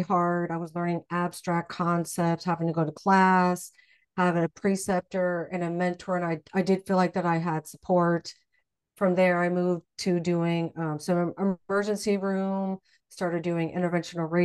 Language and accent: English; Midwest, United States; I grew up in the Midwest